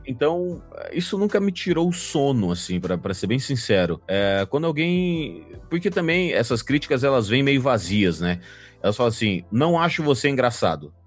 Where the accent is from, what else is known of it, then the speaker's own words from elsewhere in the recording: Sinop, Mato Grosso, Brazil; moved away; also born or lived in Cuiabá; Eu morei, nasci em Cuiabá, morei a vida inteira no interior do Mato Grosso, 500 quilômetros para dentro do estado do Mato Grosso, Caralho. numa cidade chamada Sinop